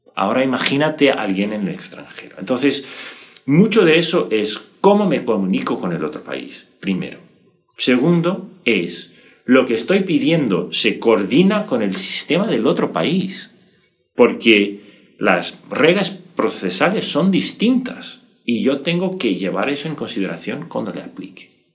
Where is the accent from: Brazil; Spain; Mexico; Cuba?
Brazil